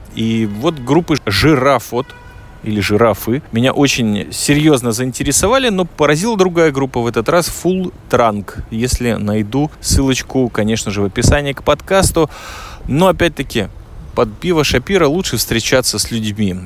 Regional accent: Riga, Latvia; also born or lived in Minsk, Belarus; now in Israel; я из Риги

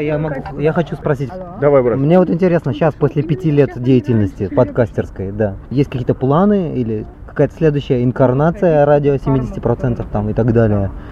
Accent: Tashkent, Uzbekistan; now in Israel; Я сам как бы из миллионного города

